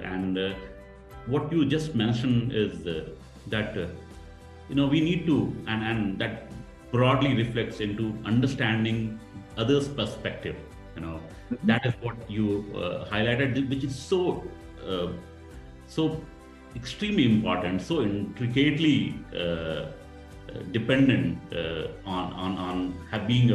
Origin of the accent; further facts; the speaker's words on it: India; as an Indian